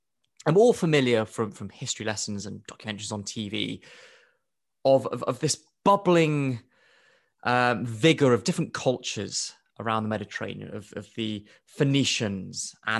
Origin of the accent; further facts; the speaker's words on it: Nairobi, Kenya; I grew up in Nairobi as a student at a school called the Banda, which was Swahili for mud hut. I went to the mud hut school in Kenya, in Nairobi.